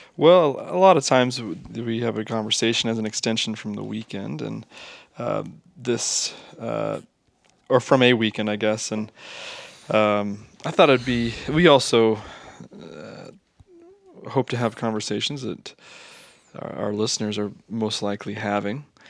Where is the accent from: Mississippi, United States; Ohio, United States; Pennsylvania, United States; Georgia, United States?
Ohio, United States; Southwest; we're from Southwest Ohio